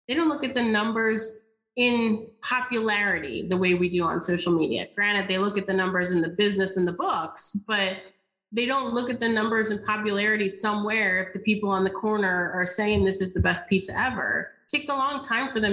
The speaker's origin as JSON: {"language": "English", "region": "the South", "country": "United States", "said": "I am from the South. I say y'all often"}